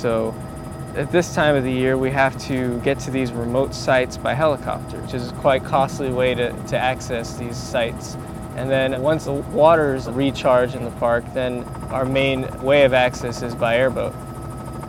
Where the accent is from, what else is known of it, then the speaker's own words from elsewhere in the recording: South Florida, United States; I grew up in the South Florida area